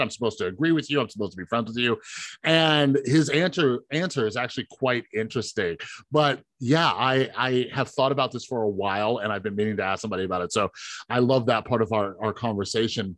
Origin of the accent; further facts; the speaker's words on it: Las Vegas, Nevada, United States; I grew up here in Vegas